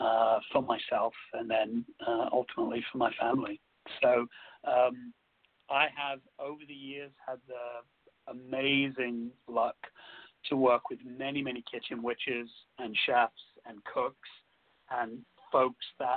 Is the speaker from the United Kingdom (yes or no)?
yes; London, United Kingdom; where I grew up in London, there were lots of families from different areas